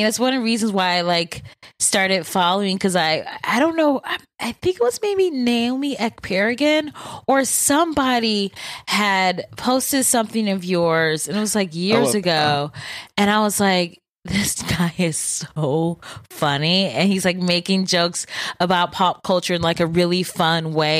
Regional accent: Bedford Heights, Ohio, United States; also born or lived in Solon; I grew up in Bedford Heights and then moved to Solon for high school.

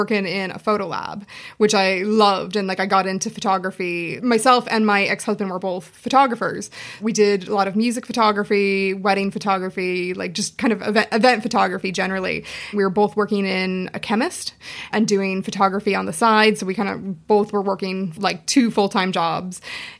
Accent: Seattle, Washington, United States; moved away as an adult; now in Dublin, Ireland; I'm from Seattle originally, but I've been living...

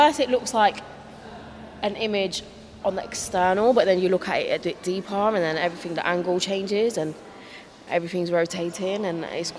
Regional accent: India; I'm Indian

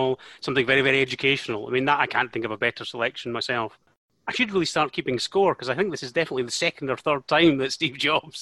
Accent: Scotland, United Kingdom; Being Scottish

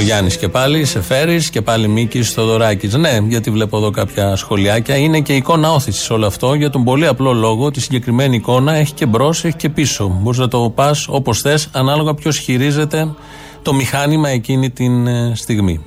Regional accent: Kaisariani, Attica, Greece; Γεννήθηκα στην Κεσαριανή, εδώ που μένω

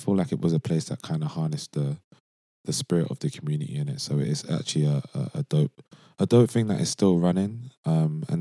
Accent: London, United Kingdom; moved away as an adult; now in Amsterdam, Netherlands; when I was growing up in Brixton

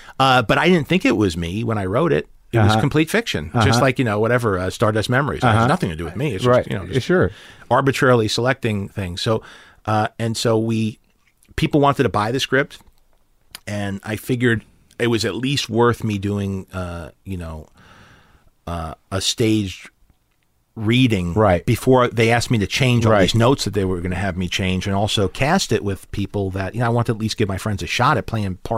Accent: New York, United States; being a New Yorker, was always, right. I was always attracted to neighborhoods, sure.

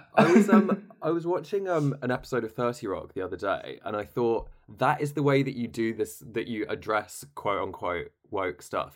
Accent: United Kingdom; we have an issue as British people

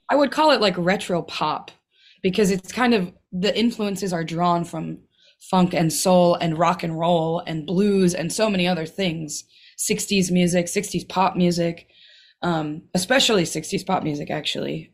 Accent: Milwaukee, Wisconsin, United States; I grew up in Milwaukee

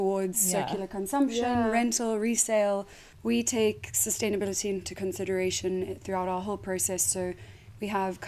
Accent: South Africa; moved away as an adult; I am South African and I moved here 8 years ago

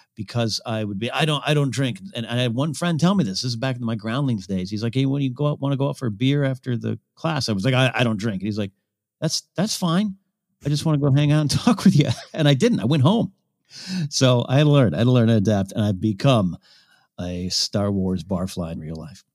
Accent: Arroyo Grande, California, United States; moved away; There's some two local bars in, in the, uh, Arroyo Grande Village in my hometown

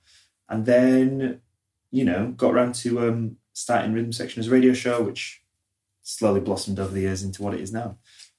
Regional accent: Leeds, Yorkshire and the Humber, United Kingdom; now in London, United Kingdom; I'm …. How did I find myself in London? Well, I'm from Leeds, but I came to study fine art in 2006.

